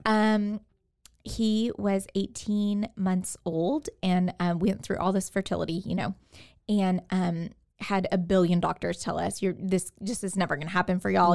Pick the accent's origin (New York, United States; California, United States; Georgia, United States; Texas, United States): Texas, United States; Katy; moved away as an adult; now in Waco, United States; I am from Houston, the Houston area, from Katy